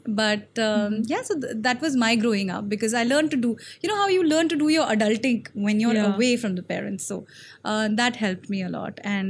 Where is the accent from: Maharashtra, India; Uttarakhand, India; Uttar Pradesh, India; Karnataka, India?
Uttarakhand, India; Dehradun; also born or lived in Lucknow / Delhi; I grew up in North India, so I grew up in smaller towns, you know, from Lucknow.